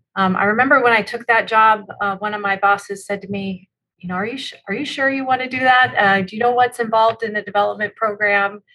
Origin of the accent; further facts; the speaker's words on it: Spokane, Washington, United States; also born or lived in Tacoma, Washington; I grew up in Spokane, Washington, so on the other side of, uh, of the state from where we are today